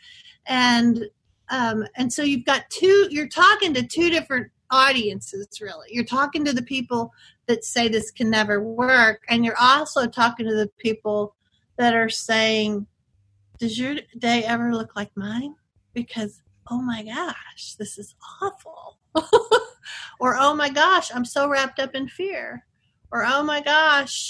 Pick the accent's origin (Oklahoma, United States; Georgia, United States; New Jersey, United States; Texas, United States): Texas, United States; I'm from Texas